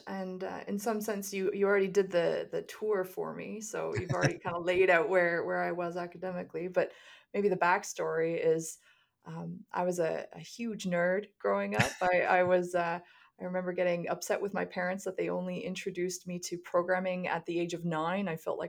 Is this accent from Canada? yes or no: yes; Kitchener-Waterloo, Ontario, Canada; I came across the concept of quantum computing when I was 16, because I had the good fortune of growing up in the Kitchener-Waterloo area, and there was a local newspaper article about the founding of the Institute for Quantum Computing there